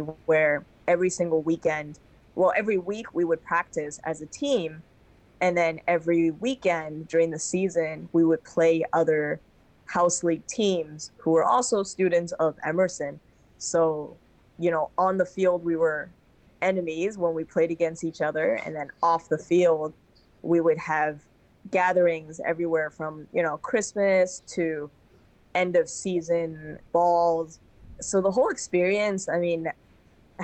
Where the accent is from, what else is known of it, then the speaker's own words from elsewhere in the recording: Hong Kong; moved away as an adult; also born or lived in Boston, United States; I played basketball and rugby growing up in Hong Kong